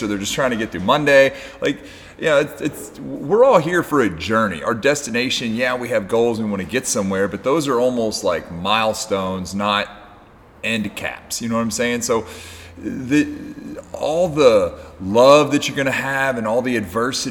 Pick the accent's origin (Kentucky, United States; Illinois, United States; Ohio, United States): Kentucky, United States; I'm just from a place in Kentucky